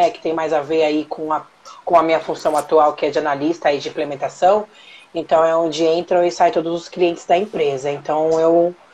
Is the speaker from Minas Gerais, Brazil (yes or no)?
no; Marília, São Paulo, Brazil; now in São Paulo, Brazil; Eu, moro, eu sou do interior de São Paulo, sou de Marília. Então, eu moro em São Paulo há 18 anos.